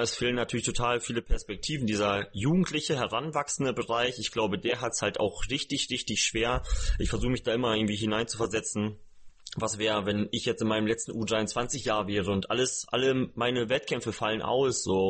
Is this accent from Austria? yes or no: no; small village near Osnabrück, Lower Saxony, Germany; moved away; in meinem eigentlichen Umfeld, wo ich herkomme